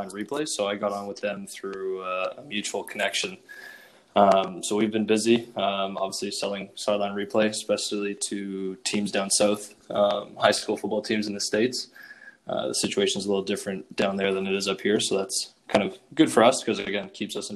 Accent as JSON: {"language": "English", "town": "Ottawa", "region": "Ontario", "country": "Canada", "tie": "born or raised there", "said": "I'm originally from Ottawa, grew up in the East End in Orleans"}